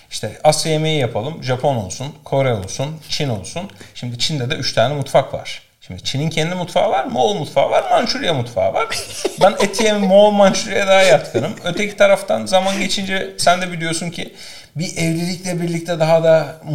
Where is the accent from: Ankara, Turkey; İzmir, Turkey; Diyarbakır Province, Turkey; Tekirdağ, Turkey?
Tekirdağ, Turkey; bak ben bilmiyorum. Tekirdağlıyım. Ama orada, zaten Edirne'ye